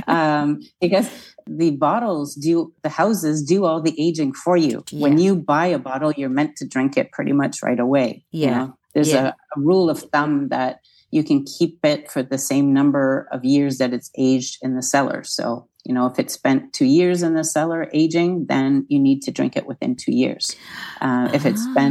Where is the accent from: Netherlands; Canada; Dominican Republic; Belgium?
Canada; moved away as an adult; also born or lived in Nova Scotia; now in France; as a Canadian, I grew up with empty beaches where my mom's from in Nova Scotia